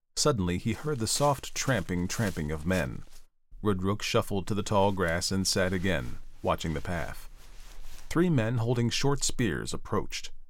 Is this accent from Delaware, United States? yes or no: yes; Delaware, United States; my home state of Delaware